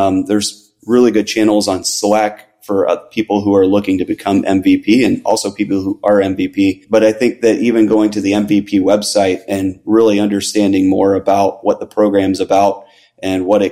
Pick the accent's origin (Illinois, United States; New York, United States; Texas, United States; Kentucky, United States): Illinois, United States; Chicago; moved away as an adult; now in Florida, United States; I'm originally from Chicago, but currently live in Florida and have for about the last 7 years now